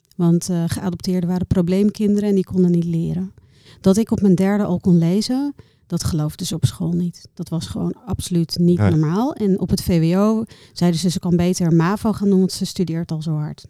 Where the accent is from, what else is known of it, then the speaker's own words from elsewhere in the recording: Bangladesh; also born or lived in Rotterdam, Netherlands; now in Netherlands; Ik ben in Bangladesh geboren